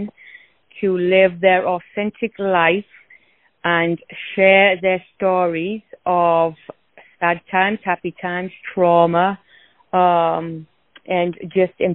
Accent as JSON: {"language": "English", "region": "North East England", "country": "United Kingdom", "tie": "born or raised there", "moved": "as an adult", "said": "I was born and raised in the northeast of England"}